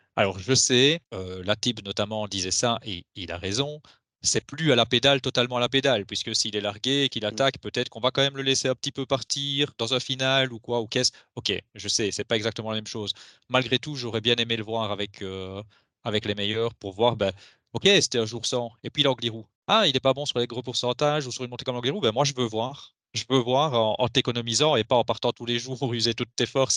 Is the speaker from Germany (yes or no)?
no; Belgium; nous en tant que Belges